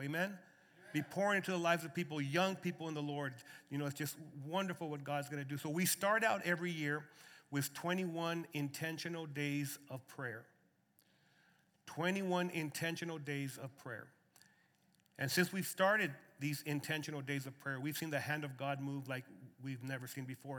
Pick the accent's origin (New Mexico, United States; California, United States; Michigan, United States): New Mexico, United States; Lordsburg; moved away as an adult; now in Arizona, United States; born and raised in Lordsburg, New Mexico, and now I'm uh, you know, a resident of Arizona